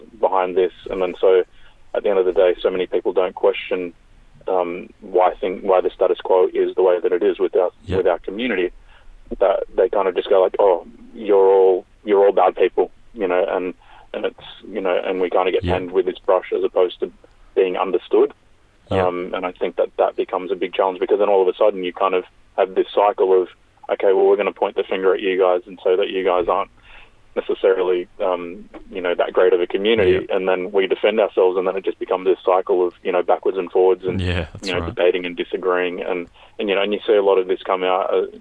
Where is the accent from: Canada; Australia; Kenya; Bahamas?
Australia; Sydney, New South Wales; also born or lived in Forster, New South Wales; I grew up in Sydney, living on Gadigal country. So my mum and dad moved here when I was about 3 years old.